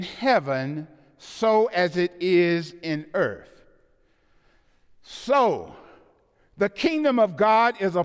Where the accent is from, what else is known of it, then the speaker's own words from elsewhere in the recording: the South, United States; I'm from the South.